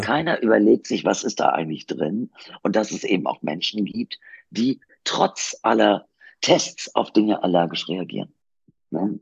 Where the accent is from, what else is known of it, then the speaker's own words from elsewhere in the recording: Kiel, Schleswig-Holstein, Germany; also born or lived in Duisburg, North Rhine-Westphalia; wir sind ja in Duisburg aufgewachsen. Und wir sind dann, äh, als ich acht Jahre alt war, nach Kiel hochgezogen